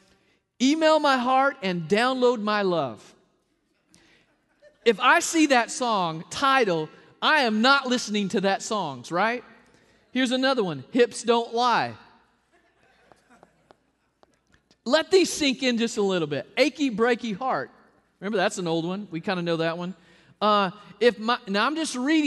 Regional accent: the South, United States; I'm a hugger from the South

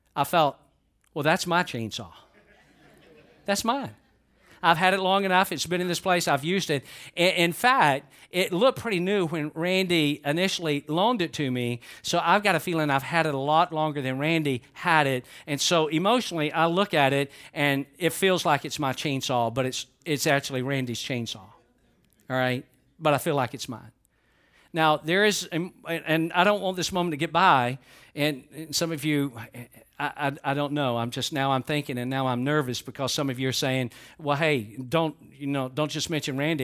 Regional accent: Georgia, United States; I'm from Georgia

